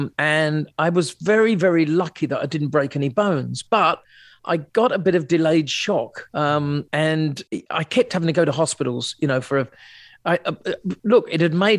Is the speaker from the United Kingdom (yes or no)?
yes; Sussex, South East England, United Kingdom; moved away; I come from Sussex, you know, originally Shoreham-by-Sea, a town in between the two, those two cities.